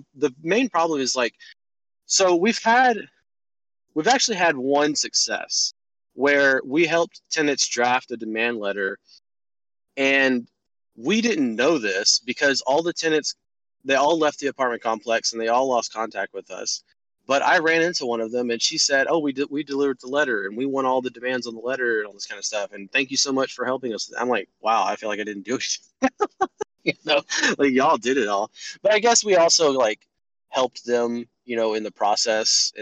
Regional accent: Texas, United States; moved away as an adult; now in Augusta, United States; I'm from Texas, but from the South

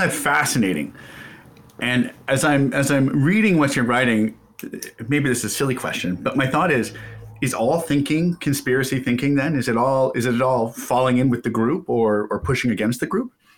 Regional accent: Kansas, United States; I grew up in Kansas, red state.

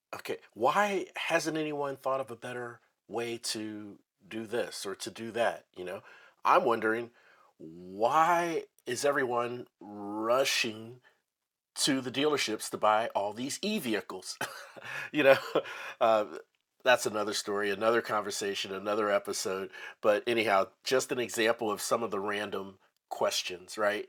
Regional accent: Midwest, United States; also born or lived in North Dallas, Texas; now in Dallas, United States; I'm from the the Midwest

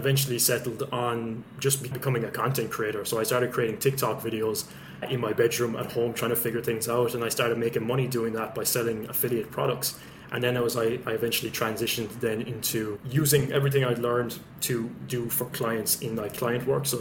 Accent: West Limerick, Munster, Ireland; also born or lived in Dublin; I'm originally from Dublin, but grew up in West Limerick in a place called Gillin, small village.

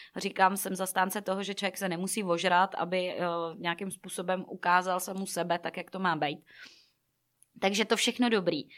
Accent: Plzeň-South District, Plzeň Region, Czechia; já jsem z Plzně jihu

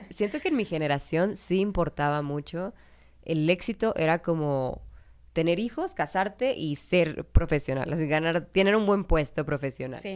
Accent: Mexico; also born or lived in Canada / Brazil; soy de México

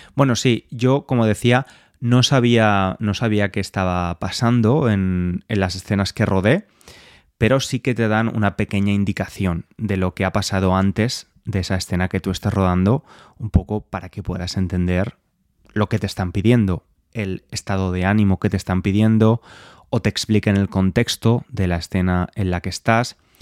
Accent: Valencia, Valencian Community, Spain; now in London, United Kingdom; Yo llegué ayer de Valencia, estuve unos días en mi ciudad

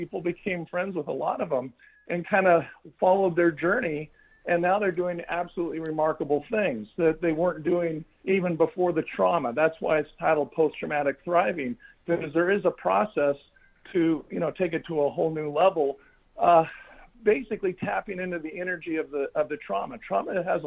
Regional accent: Fullerton, California, United States; I grew up in Fullerton, California.

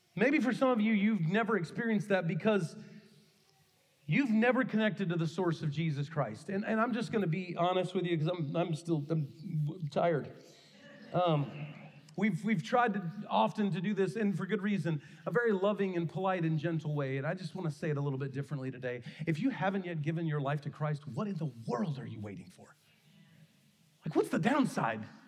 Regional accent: Kentucky, United States; the church I grew up in in Kentucky

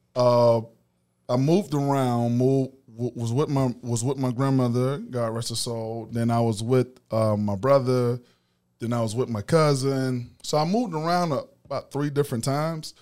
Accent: Macon, Georgia, United States; I'm from East Macon and, um, Fort Hill to be exact

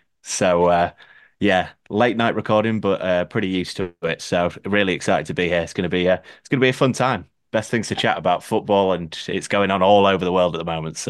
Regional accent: England, United Kingdom; as someone growing up in England, kind of the standard way, it's obviously the main sport over here.

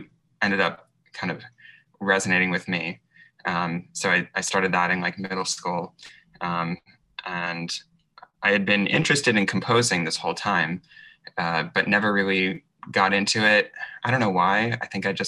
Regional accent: New York, United States; I grew up in the New York area and actually lived right next to Lincoln Center when I was a very little kid.

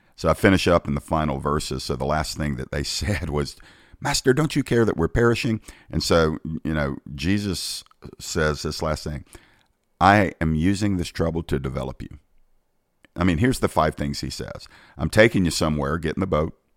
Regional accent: United States; I'm an American

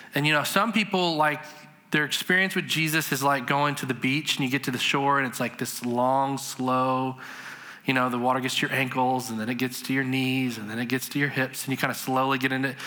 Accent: Madison, Indiana, United States; I grew up in a really small, very redneck town in southern Indiana

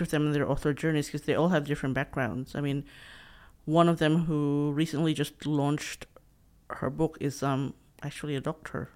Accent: Philippines; English is a second language; moved away as an adult; also born or lived in Sydney, Australia; now in Australia; So I grew up, um, talking in my dialect, and then I had to talk in the national language in Tagalog in the Philippines, and then English

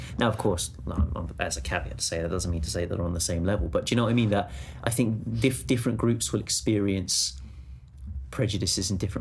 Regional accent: England, United Kingdom; as the English

